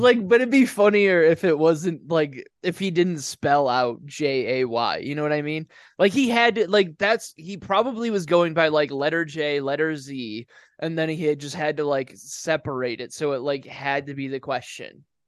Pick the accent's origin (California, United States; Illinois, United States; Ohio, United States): Ohio, United States; moved away